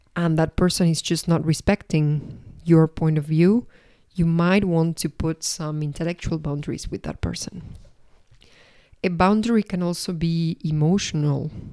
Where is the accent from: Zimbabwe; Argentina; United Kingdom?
Argentina; also born or lived in Paris, France; now in Madrid, Spain; I'm originally from Argentina. I lived for six years in Paris